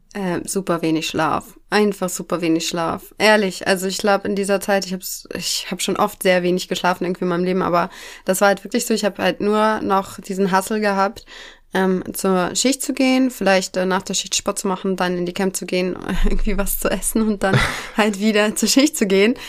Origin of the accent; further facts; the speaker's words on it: near Elmshorn, Schleswig-Holstein, Germany; ich komme aus der Nähe von Emshorn. Das ist in Schleswig-Holstein, bei Kiel